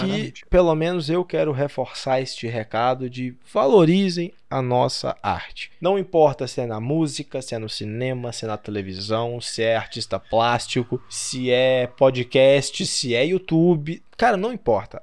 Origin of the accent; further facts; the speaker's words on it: Brazil; Eu sou brasileiro